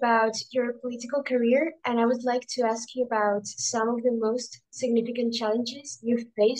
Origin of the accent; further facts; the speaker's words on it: Zaragoza, Aragon, Spain; I'm from Zaragoza in Spain. It's in the north.